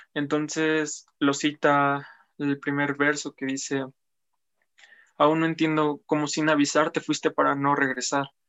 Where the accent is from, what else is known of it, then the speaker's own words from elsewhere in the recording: Apizaco, Tlaxcala, Mexico; also born or lived in Huamantla; Llevo prácticamente toda mi vida viviendo aquí en Apizaco